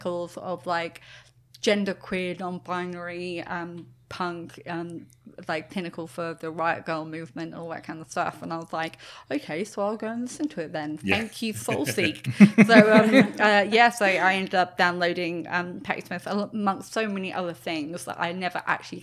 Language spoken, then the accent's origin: English; United Kingdom; I'm British